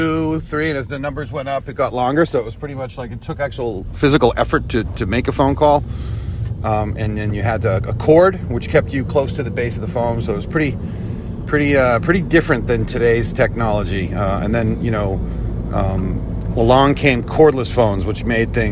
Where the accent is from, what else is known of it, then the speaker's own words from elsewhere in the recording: Boston, Massachusetts, United States; where I grew up in South Boston